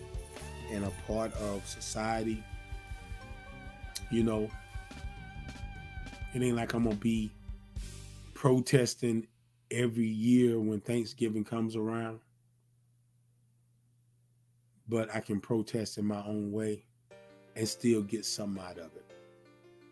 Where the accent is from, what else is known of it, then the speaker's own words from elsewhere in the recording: Zebulon, North Carolina, United States; now in Georgia, United States; I'm originally from North Carolina, Zebulon, North Carolina, to be exact. And I live in Georgia. I've been in Georgia for years